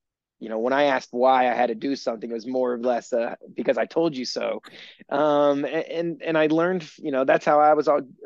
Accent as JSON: {"language": "English", "region": "Maryland", "country": "United States", "tie": "born or raised there", "said": "I grew up in Maryland, about 2 hours from Ocean City"}